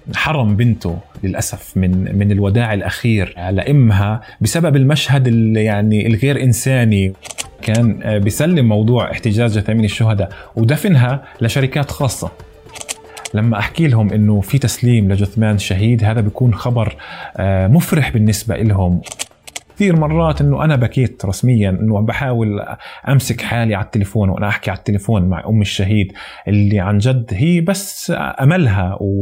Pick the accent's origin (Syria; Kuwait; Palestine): Palestine; Deir Jarir, Ramallah and al-Bireh Governorate; انا فلسطيني من قريه دير جرير آه، شمال شرق رام الله